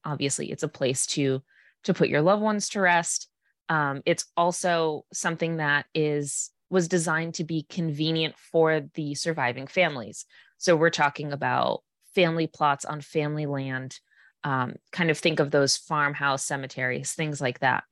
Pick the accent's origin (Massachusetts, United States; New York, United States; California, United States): Massachusetts, United States; I'm from Mass